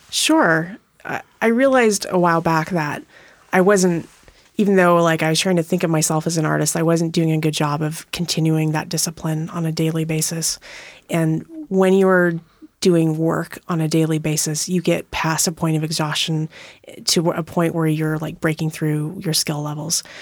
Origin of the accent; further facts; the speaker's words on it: Montana, United States; moved away as an adult; now in Tacoma, United States; I grew up in Montana